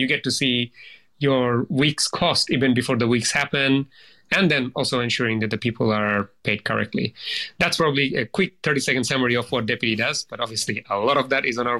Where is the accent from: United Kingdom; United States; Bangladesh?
Bangladesh; now in Australia; background in Bangladesh standards, and then coming to Australia I often think of the fact that, you know, being Australian is not a right, it's a privilege